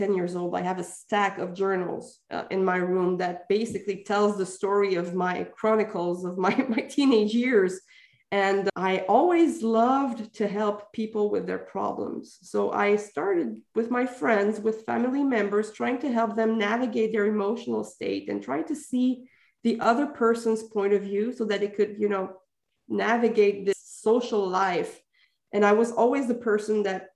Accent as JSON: {"language": "English", "region": "Quebec", "country": "Canada", "said": "I'm from Quebec"}